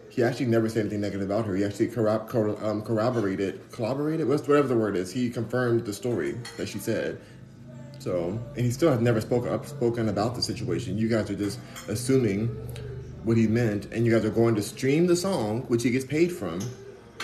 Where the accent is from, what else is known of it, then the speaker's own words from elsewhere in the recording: Los Angeles, California, United States; moved away as an adult; now in Houston, United States; I'm in Houston, Texas, but I am from Los Angeles, born and raised